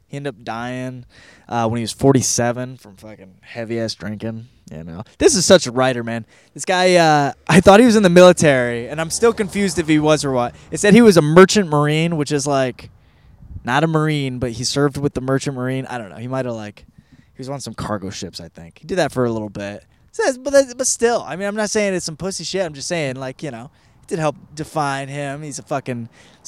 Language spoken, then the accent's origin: English; Michigan, United States; also born or lived in Arizona; now in California, United States; Grew up in Michigan